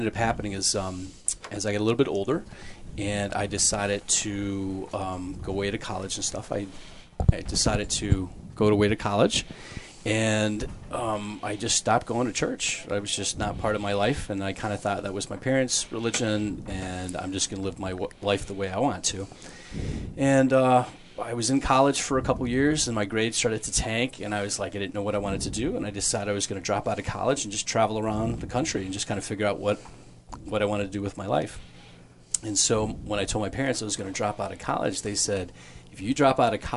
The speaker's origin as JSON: {"language": "English", "town": "Flint", "region": "Michigan", "country": "United States", "tie": "born or raised there", "said": "I grew up in Flint, Michigan."}